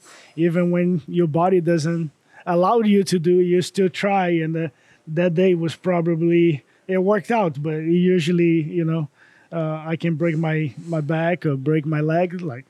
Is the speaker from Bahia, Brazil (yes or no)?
yes; Bahia, Brazil; English is a second language; moved away as an adult; also born or lived in Miami, Florida / Maryville, Tennessee; now in Knoxville, United States; growing up in Brazil, it's very similar for, you know, every country in South America.